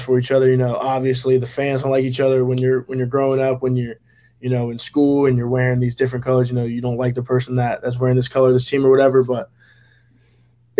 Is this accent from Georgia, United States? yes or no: no; Jacksonville, Florida, United States; Being from Jacksonville